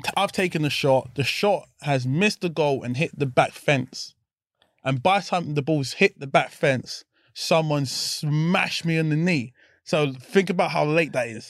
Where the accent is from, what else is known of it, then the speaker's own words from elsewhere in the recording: London, United Kingdom; growing up in South London, it's a mess, isn't it?